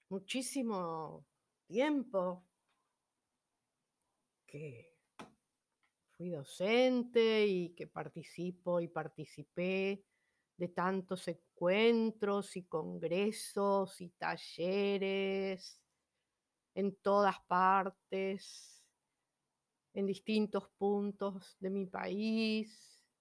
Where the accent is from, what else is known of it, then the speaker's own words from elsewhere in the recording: Buenos Aires, Argentina; now in Humahuaca, Argentina; en el caso mío yo me fui, bueno, de Buenos Aires me fui al norte, a Jujuy, a la provincia de Jujuy, a Humahuaca, por ejemplo, pero no es que me fui a otro país